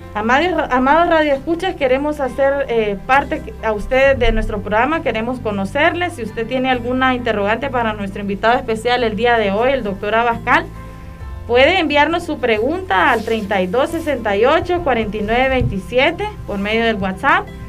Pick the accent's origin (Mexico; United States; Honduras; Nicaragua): Honduras